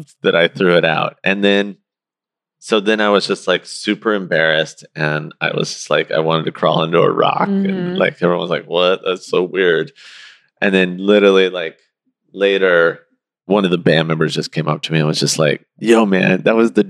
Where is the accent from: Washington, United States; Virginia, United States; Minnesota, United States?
Washington, United States; Seattle; I grew up in Seattle during the time of gang era